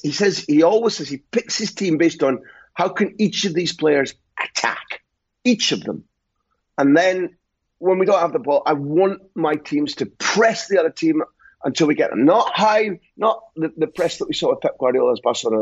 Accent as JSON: {"language": "English", "region": "Scotland", "country": "United Kingdom", "said": "I'm Scottish."}